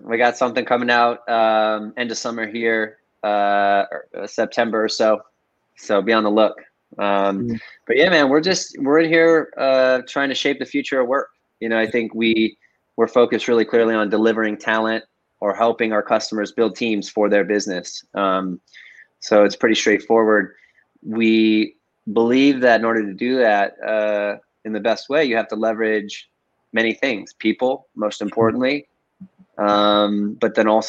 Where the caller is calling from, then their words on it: San Francisco, California, United States; today I'm right in the center of San Francisco, Hayes Valley. Hayes Valley.